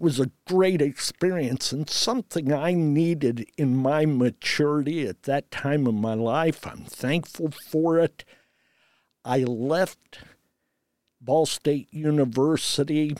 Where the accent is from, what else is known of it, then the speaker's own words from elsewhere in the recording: Redkey, Indiana, United States; also born or lived in Frankfurt, Germany; I am actually from Red Key, Indiana, a community